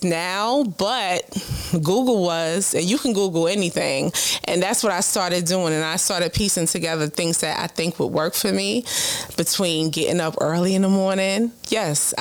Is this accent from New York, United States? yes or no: yes; New York City, New York, United States; born and raised in Brooklyn.